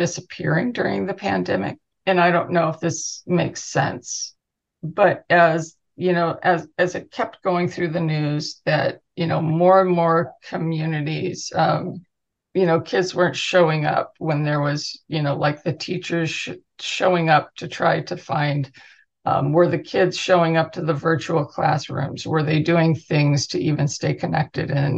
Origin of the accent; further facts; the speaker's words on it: Southern California, United States; also born or lived in Huntington Beach; as a kid growing up in Southern California